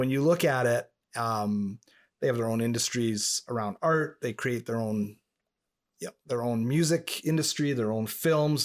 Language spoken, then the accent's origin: English; Montreal, Quebec, Canada; first language English; I grew up in proximity to Montreal